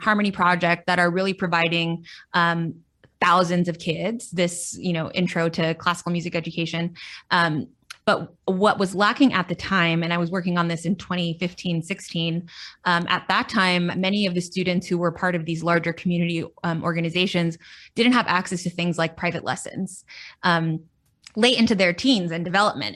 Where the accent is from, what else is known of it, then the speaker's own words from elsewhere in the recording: Central Valley, California, United States; now in Los Angeles, United States; when I was about eight years old, my parents moved up to the Central Valley.